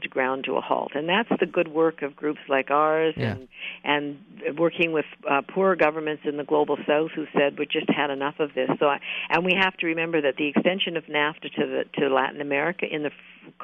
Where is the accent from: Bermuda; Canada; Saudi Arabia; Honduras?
Canada; as a Canadian, I love working here